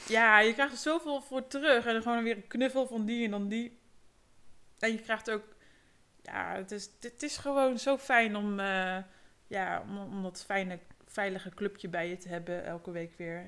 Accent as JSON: {"language": "Dutch", "town": "Ede", "region": "Gelderland", "country": "Netherlands", "tie": "born or raised there", "said": "ik ben geboren en getogen in Ede, in het prachtige Gelderland op de Veluwe"}